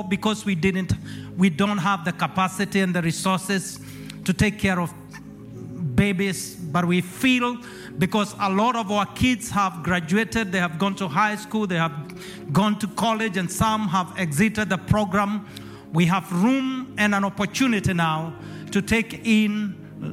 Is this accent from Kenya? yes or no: yes; Kenya; moved away as an adult; now in Acworth, United States; I was born and raised in Kenya, East Africa